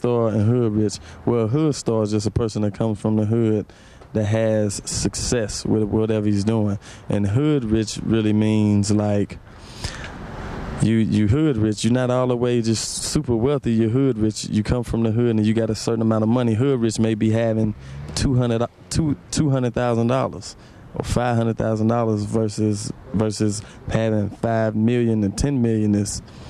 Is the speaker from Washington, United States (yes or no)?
no; St. Louis, Missouri, United States; I come from St. Louis, and I'm just another artist coming from St. Louis.